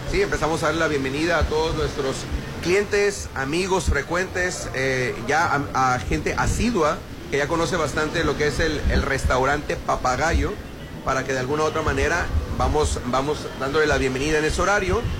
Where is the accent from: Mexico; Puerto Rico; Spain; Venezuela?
Mexico; lo que nos caracteriza como mexicanos, ¿no? Con toda la decoración y ambientación, que mejor forma de disfrutar y celebrar el mes patrio siendo muy, muy patriotas.